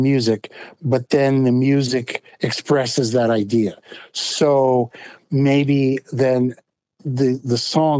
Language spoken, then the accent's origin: English; Bay Area, California, United States; I grew up in California, in the Bay Area